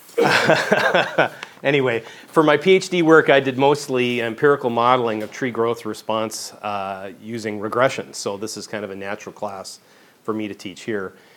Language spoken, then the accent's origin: English; Vancouver, British Columbia, Canada; moved away as an adult; I was I grew up in Vancouver.